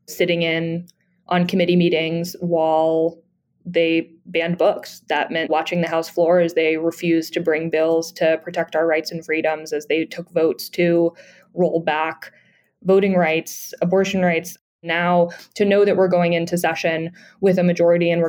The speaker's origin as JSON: {"language": "English", "town": "Roanoke", "region": "Virginia", "country": "United States", "tie": "born or raised there", "said": "I'm a born and raised Virginian. I'm from Roanoke, Virginia"}